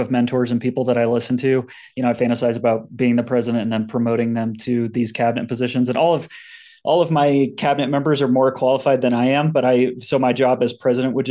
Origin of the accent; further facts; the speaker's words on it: Indianapolis, Indiana, United States; moved away as an adult; also born or lived in Denver area, Colorado; now in Denver, United States; I'm 31. I grew up in Indianapolis. I've spent almost my whole life there